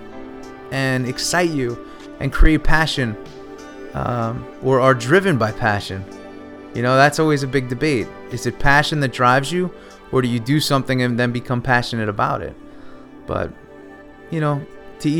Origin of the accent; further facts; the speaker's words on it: New York, United States; growing up in New York, the weather was cold